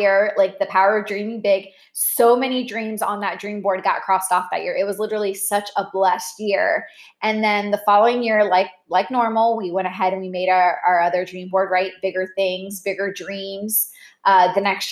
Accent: Orlando, Florida, United States

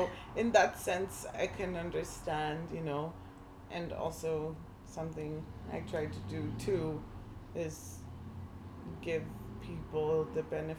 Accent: Zimbabwe; moved away; also born or lived in Zambia; I could only say stuff about Zimbabwe and that's where I grew up and it's my home.

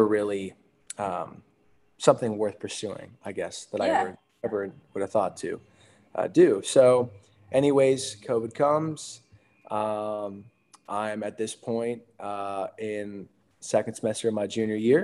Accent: Hershey, Pennsylvania, United States; I grew up in Hershey, Pennsylvania

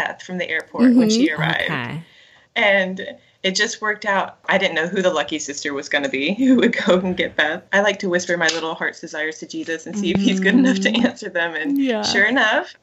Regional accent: North Florida, United States; I grew up in North Florida, which is very much a part of the Bible Belt still

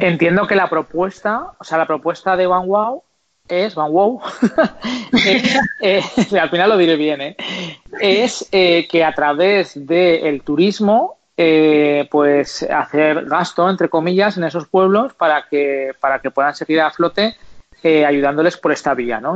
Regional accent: Zaragoza, Aragon, Spain; yo soy de Zaragoza

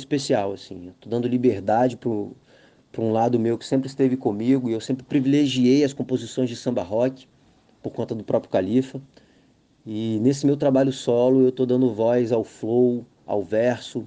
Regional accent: Vitória, Espírito Santo, Brazil; also born or lived in Barra do Jucu, Espírito Santo; Eu venho do centro de Vitória, tenho aquela vivência do samba, da música de comunidade, e há 11 anos que eu estou mergulhado nesse universo da Barra do Jucu

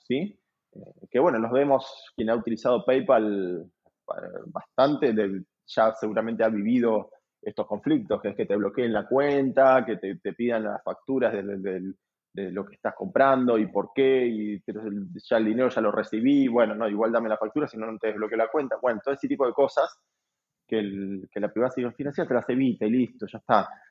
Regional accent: Argentina

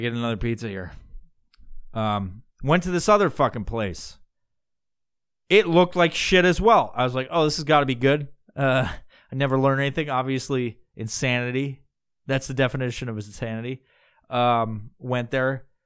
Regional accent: New York, United States; moved away; I'm originally from New York

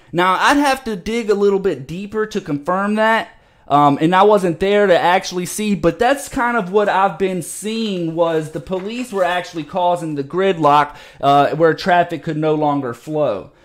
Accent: Virginia, United States; here in my home state in Virginia

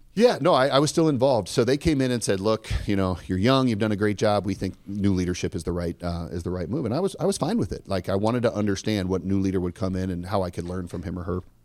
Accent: Omaha, Nebraska, United States; I grew up here in Omaha, Nebraska

